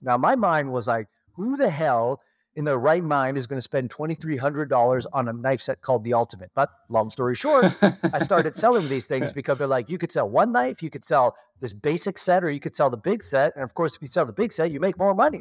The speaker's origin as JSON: {"language": "English", "town": "Toronto", "region": "Ontario", "country": "Canada", "tie": "born or raised there", "moved": "as an adult", "lives_now": "Kelowna, Canada", "said": "I was born and raised in Toronto, Canada"}